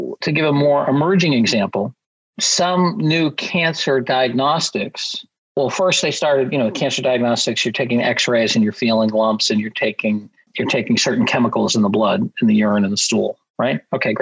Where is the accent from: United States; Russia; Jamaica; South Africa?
United States; Massachusetts; I'm from Massachusetts where we get some pretty bad drivers.